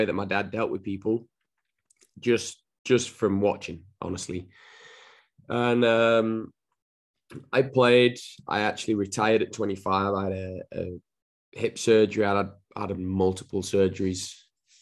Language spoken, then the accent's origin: English; Wigan, North West England, United Kingdom; accent: Northern; moved away as an adult; now in United States; I'm originally from Wigan, and grew up in a footballing family